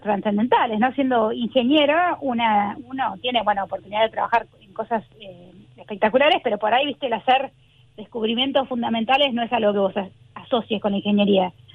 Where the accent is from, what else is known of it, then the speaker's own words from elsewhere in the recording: Argentina; moved away as an adult; also born or lived in New Jersey, United States; now in Los Angeles, United States; yo me fui eh, de Argentina a los 19 años. Me vine acá de Estados Unidos el día que cumplí 19 a empezar mi carrera universitaria acá